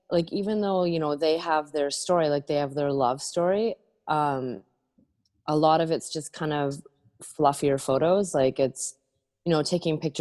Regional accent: Owen Sound, Ontario, Canada; moved away as an adult; also born or lived in New Brunswick; now in Nova Scotia, Canada; I grew up in Owen Sound, Ontario

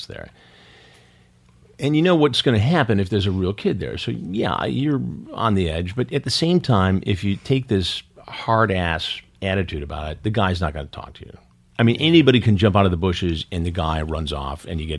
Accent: Detroit, Michigan, United States; I grew up in Detroit

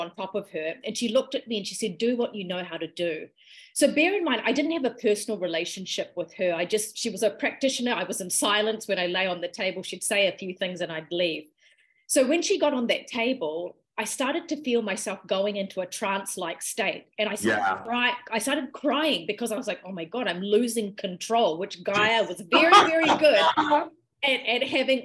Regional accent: New Zealand; also born or lived in Malaysia / Sri Lanka (ancestry); I moved to New Zealand when I was about 4 years old.

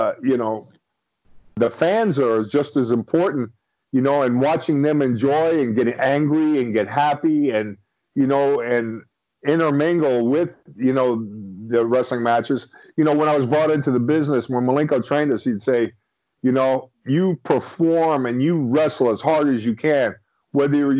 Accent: Miami, Florida, United States; now in St. Petersburg, United States; huge wrestling fan growing up in Miami, Florida

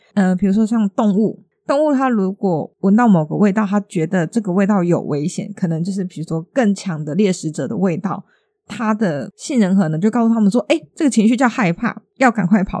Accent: Taiwan; 就身为一个台湾人

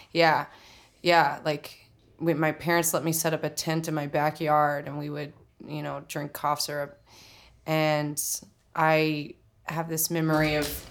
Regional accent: Oklahoma City, Oklahoma, United States; moved away as an adult; also born or lived in Tulsa, Oklahoma; now in New York, United States; I grew up in Oklahoma City, or I was born in Tulsa, Oklahoma. Um, and I grew up in Oklahoma City for 18 years.

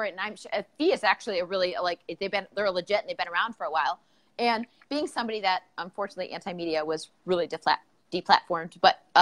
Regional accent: Northeast Ohio, United States; I'm from Northeast Ohio

